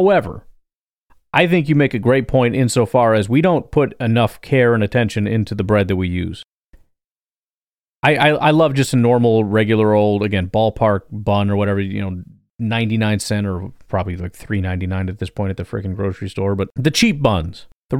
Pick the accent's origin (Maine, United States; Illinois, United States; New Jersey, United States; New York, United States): Illinois, United States; I'm from Illinois.